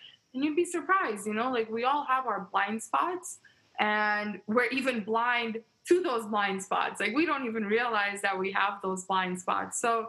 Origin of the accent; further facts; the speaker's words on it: New York, United States; also born or lived in Ukraine; So I was born in Ukraine. My family and I re-immigrated to New York when I was two.